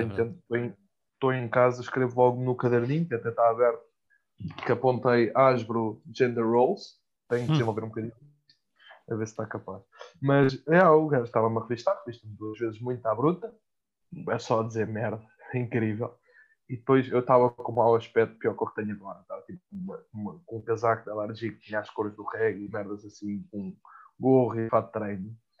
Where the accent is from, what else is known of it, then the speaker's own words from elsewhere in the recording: Mafra, Lisbon, Portugal; minha terra, que é Mafra